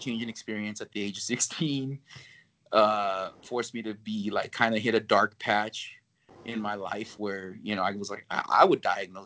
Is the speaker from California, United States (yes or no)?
yes; California, United States; I'm not from Texas. I'm from California